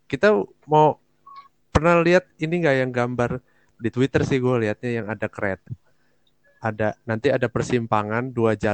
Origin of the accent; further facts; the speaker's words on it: Merauke, South Papua, Indonesia; karena gue Papua di khususnya di hmm. Kabupaten hmm. Merauke itu sebenarnya udah bagus langkahnya